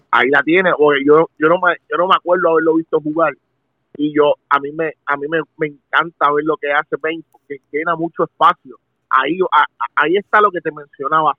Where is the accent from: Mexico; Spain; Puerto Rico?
Puerto Rico; como puertorriqueño